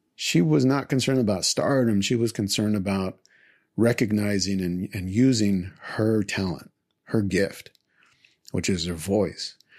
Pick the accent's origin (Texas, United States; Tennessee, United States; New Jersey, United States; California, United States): Texas, United States; Houston; Kashmir High School is here in Houston, in the Houston area. And that's, that's where I was born and raised.